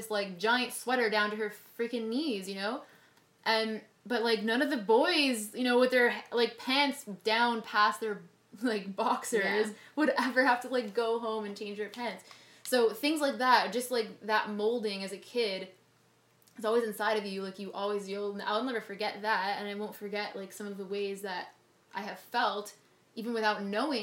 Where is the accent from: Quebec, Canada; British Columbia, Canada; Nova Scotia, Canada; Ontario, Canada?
Quebec, Canada; Montreal; now in Toronto, Canada; when I was growing up in Montreal